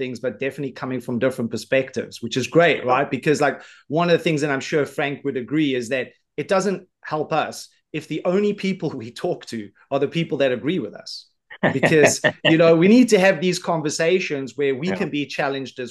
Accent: South Africa; I come from South Africa, but all of my ancestors came from the United Kingdom, specifically Scotland

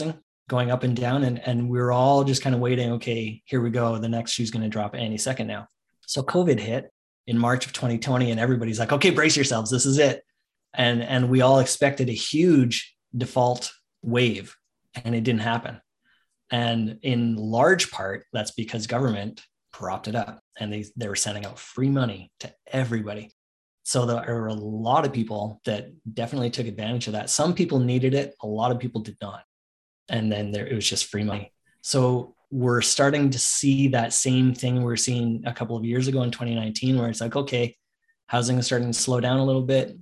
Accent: Canada; I'm the only Canadian there.

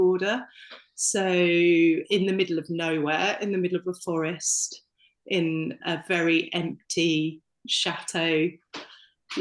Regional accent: Isle of Wight, South East England, United Kingdom; I went back home to the Isle of Wight

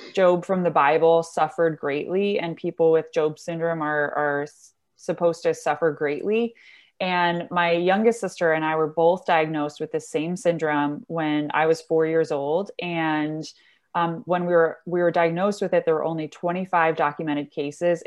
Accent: Michigan, United States; moved away as an adult; also born or lived in Dublin, Ireland / Washington, D.C.; born and raised in Michigan, moved around a lot.

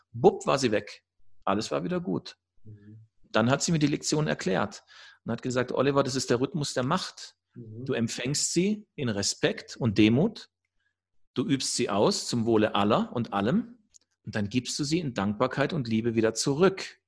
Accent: Germany; also born or lived in Sacred Valley of the Incas, Peru; now in Peru

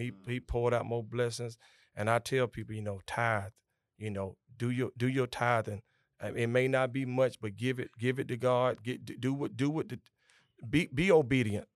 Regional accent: Augusta, Georgia, United States; I was born and raised here in Augusta, Georgia.

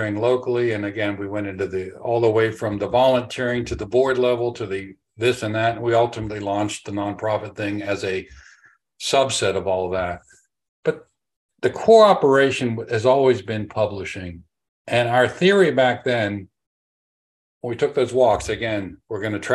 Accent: Pittsburgh, Pennsylvania, United States; also born or lived in England / Tampa Bay, Florida; now in Tampa, United States; I'm originally from Pittsburgh, but we moved here to Tampa

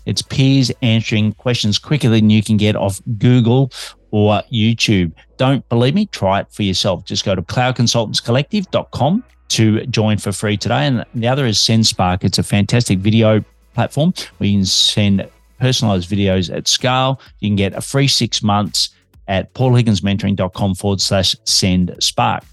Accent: Melbourne, Victoria, Australia; I'm an Aussie working globally for Melbourne, Australia.

